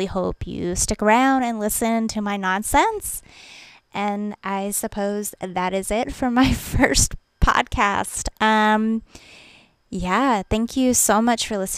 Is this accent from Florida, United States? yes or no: yes; Florida, United States; now in East Tennessee, United States; I live in East Tennessee, but I'm originally from Florida